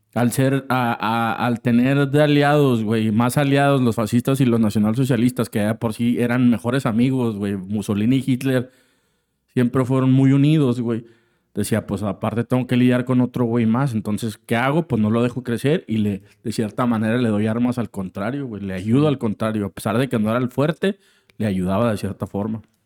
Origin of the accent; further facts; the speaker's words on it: Mexico; como latinos, o bueno, al menos la parte de México